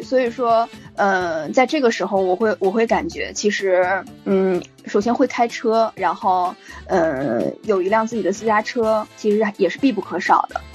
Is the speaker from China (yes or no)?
yes; Northeast China, China; 北方非常冷，因为我是东北人嘛，然后嗯。冬天的时候呢，基本上要在零下二三十度左右这样的一个温度